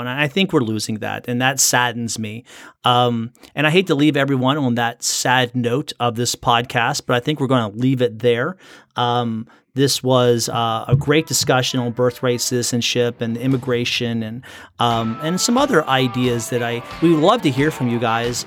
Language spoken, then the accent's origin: English; United States; I'm born in America